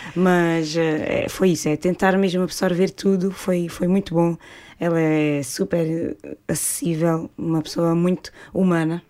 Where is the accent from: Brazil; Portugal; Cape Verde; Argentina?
Portugal; nós, portugueses